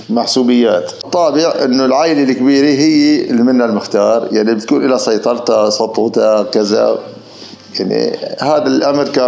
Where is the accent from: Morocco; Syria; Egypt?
Syria; Tell Qminas, Idlib Governorate; ضيعتنا ضيعتنا آه قلت لك قديمه عمرها شي 3000 4000 سنه